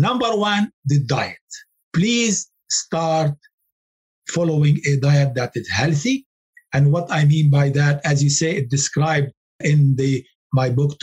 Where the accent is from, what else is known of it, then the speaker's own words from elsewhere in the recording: Lebanon; moved away; I come from Lebanon